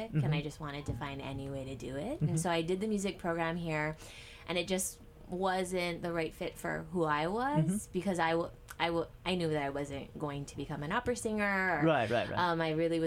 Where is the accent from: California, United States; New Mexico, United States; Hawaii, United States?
Hawaii, United States; Aiea; I'm born and raised. I grew up in Aiea, and I've been here my entire life.